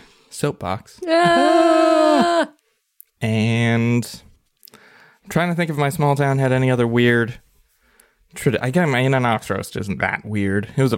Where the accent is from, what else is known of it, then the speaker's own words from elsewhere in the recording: northeast Ohio, United States; I grew up in middle of nowhere, northeast Ohio, so no one of any note came from or ever came to there.